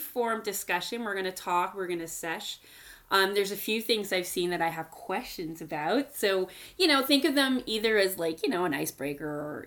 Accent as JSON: {"language": "English", "town": "Montreal", "region": "Quebec", "country": "Canada", "tie": "born or raised there", "said": "I grew up in Montreal"}